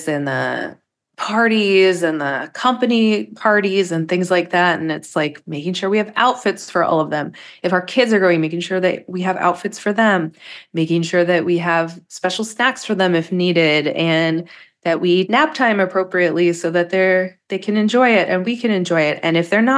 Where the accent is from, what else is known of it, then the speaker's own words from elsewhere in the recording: Pittsburgh, Pennsylvania, United States; We're also from Pittsburgh, where like at weddings, we have cookies everywhere